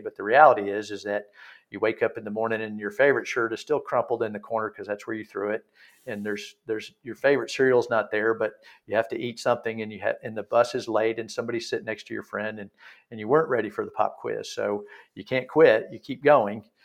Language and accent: English; Texas, United States; now in Pinehurst, United States; I'm from Texas originally